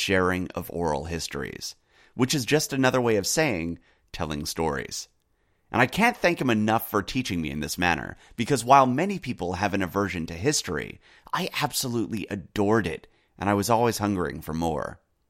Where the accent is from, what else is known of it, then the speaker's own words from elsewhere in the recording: United States; also born or lived in United Kingdom; As a Brit growing up in the U.S., I had a unique perspective on history